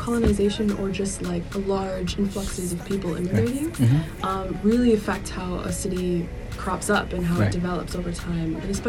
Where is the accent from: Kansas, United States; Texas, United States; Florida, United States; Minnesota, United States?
Minnesota, United States; also born or lived in Coon Rapids / Anoka / Zimmerman; I grew up in white neighborhoods. I was raised by a white person. What neighborhood? All over Minnesota, mm-hmm. right? So I was born in Minneapolis, but I moved to Coon Rapids and Anoka and Zimmerman, mm-hmm. and all of those places.